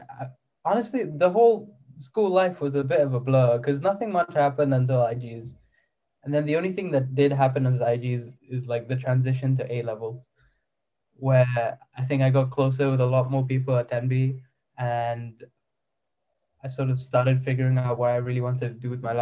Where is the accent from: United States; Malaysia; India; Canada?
Malaysia; moved away as an adult; also born or lived in Saudi Arabia; now in United Kingdom; I was born in Malaysia. And then I was raised there for like 3 years. And then after that, because my dad's job, we flew to Saudi Arabia. And we lived there for 5 years. Then when I came back